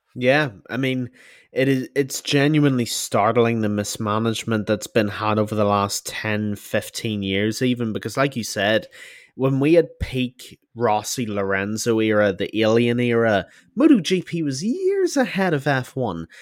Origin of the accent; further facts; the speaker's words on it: Ireland; being Irish